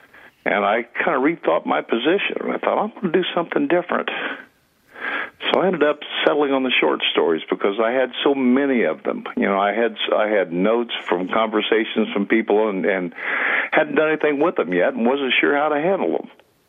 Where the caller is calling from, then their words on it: Rogersville, Tennessee, United States; I'm sitting just outside Rogersville, Tennessee at the moment.